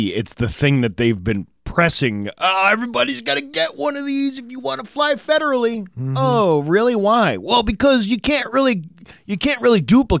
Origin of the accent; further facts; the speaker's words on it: New England, United States; moved away; I'm from New England.